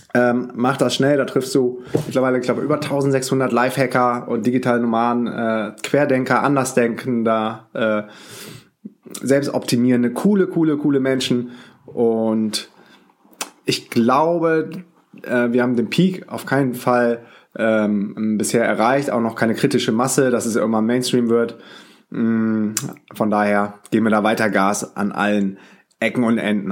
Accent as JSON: {"language": "German", "town": "Düsseldorf", "region": "North Rhine-Westphalia", "country": "Germany", "tie": "born or raised there", "moved": "yes", "said": "meine Mutter wohnt noch in Düsseldorf, mein Bruder auch, da wo ich herkomme. Ich bin auch gebürtiger Düsseldorfer"}